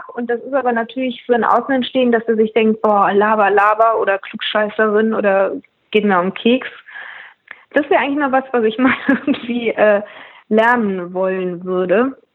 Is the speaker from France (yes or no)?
no; Austria; als Österreicherin liebe ich natürlich Pfifferlinge